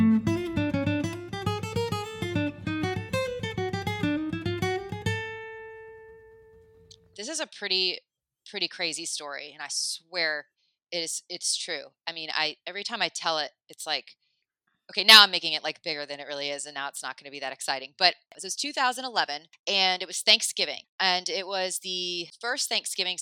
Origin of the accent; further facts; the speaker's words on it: Atlanta, Georgia, United States; moved away as an adult; also born or lived in New York; now in Charleston, United States; I was born in Charleston and I grew up in Atlanta